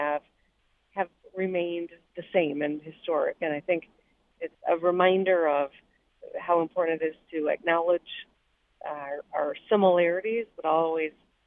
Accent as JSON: {"language": "English", "town": "Grand Rapids", "region": "Michigan", "country": "United States", "tie": "born or raised there", "said": "I grew up in Grand Rapids, and we had our eighth grade trip to the state Capitol"}